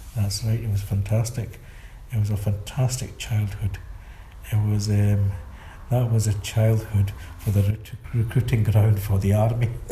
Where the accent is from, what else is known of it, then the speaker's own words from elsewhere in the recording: Glasgow, Scotland, United Kingdom; our house got condemned and knocked down by Glasgow City Council, mm-hmm. and we had to move to Charing Cross